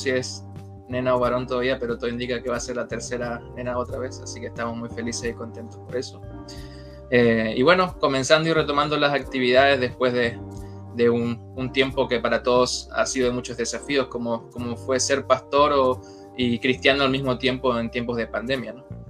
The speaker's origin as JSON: {"language": "Spanish", "country": "Argentina", "tie": "born or raised there", "also_born_or_lived": "La Florida, Santiago, Chile", "moved": "yes", "lives_now": "Santiago, Chile", "said": "soy argentino de nacimiento"}